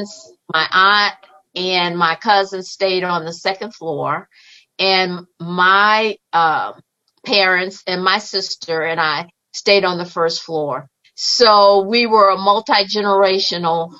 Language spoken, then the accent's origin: English; Chicago, Illinois, United States; I was born and raised in Chicago, Illinois